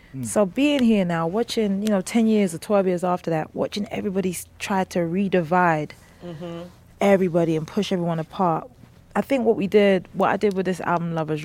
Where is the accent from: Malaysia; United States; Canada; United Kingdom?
United Kingdom; London; moved away; I'm from West, first of all.